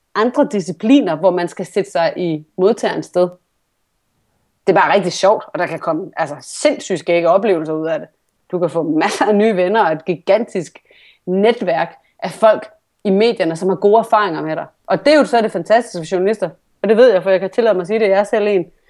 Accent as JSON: {"language": "Danish", "town": "Vejle", "region": "Southern Denmark", "country": "Denmark", "moved": "yes", "said": "jeg kommer fra Vejle"}